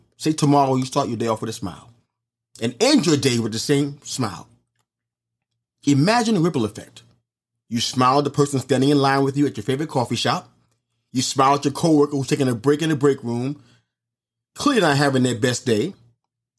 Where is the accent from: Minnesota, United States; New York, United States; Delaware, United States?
New York, United States; New York City; when I was a kid walking the streets of New York City